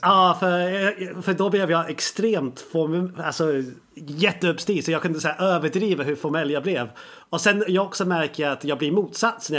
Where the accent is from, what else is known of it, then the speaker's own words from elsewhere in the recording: England, United Kingdom; now in Sweden; när jag växte upp i England så gick jag i skolan